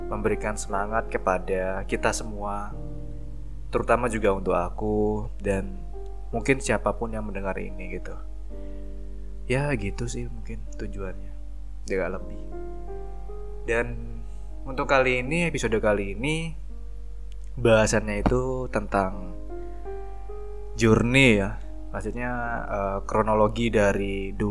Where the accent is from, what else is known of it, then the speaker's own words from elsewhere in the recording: Probolinggo, East Java, Indonesia; sebuah daerah yang namanya itu Probolinggo. Kalau kalian tahu uh, Gunung Bromo, nah itu ikon dari kota aku seperti itu.